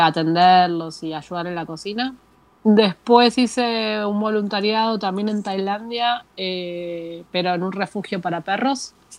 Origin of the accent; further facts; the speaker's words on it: Argentina; moved away as an adult; soy argentina.